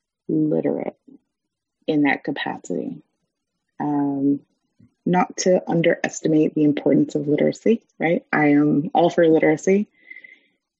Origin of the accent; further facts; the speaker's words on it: United States; We as Americans, as English speakers